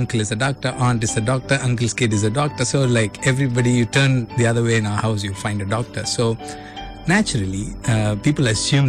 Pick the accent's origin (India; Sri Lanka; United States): India; Dindigul, Tamil Nadu; also born or lived in Chennai; I'm from Dindigul. Mm-hmm. I was born and brought up in Dindigul. Mm-hmm. I did my schooling till 12th standard. I grew up in Dindigul. So very interesting lifestyle of being in a small town.